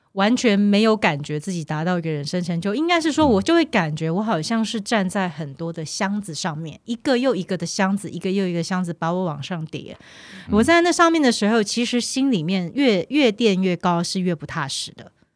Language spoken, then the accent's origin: Chinese; Taiwan; moved away as an adult; also born or lived in Mainland China; 我虽然 是从小在台湾长大